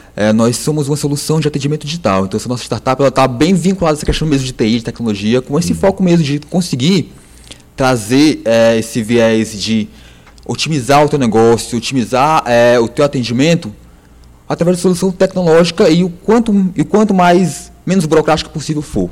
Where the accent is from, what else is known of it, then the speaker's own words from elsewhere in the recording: Ceará, Brazil; somos cearenses